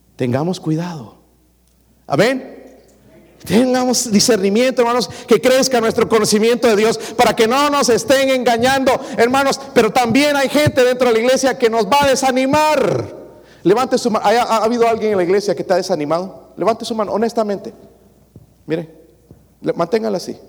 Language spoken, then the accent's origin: Spanish; El Salvador; now in United States; yo soy del Salvador